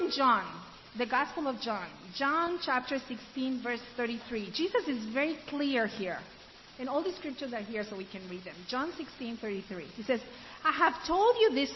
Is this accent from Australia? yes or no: no; Ecuador; also born or lived in Africa; now in United States; I grew up in Ecuador and I lived in Africa.